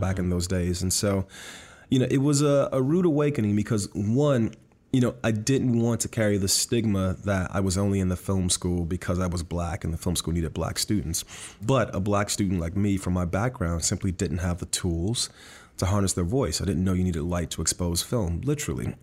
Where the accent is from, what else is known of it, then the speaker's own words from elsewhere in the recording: Miami, Florida, United States; I was born and raised in Miami, Florida